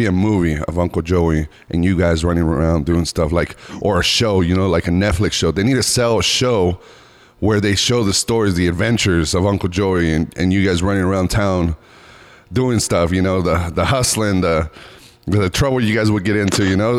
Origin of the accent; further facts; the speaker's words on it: Reno, Nevada, United States; Northern Nevada is where I grew up.